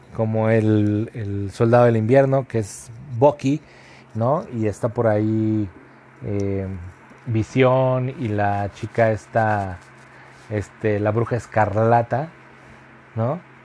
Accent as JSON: {"language": "Spanish", "country": "Mexico", "said": "todos como sociedad mexicana"}